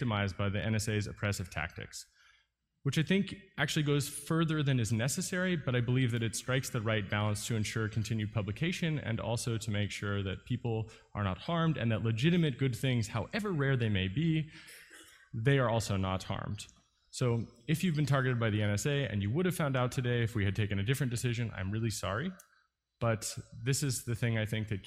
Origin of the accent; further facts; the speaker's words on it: United States; As an American